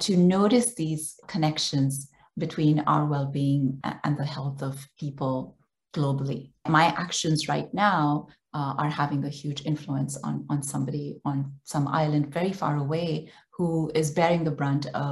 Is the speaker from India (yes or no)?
yes; India; moved away; I grew up in India, and like every other Indian girl who did well in school